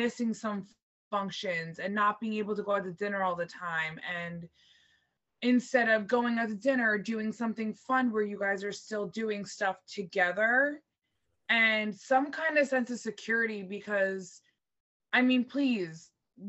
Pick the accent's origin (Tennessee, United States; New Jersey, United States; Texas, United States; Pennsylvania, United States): New Jersey, United States; it's my home state. It's in Jersey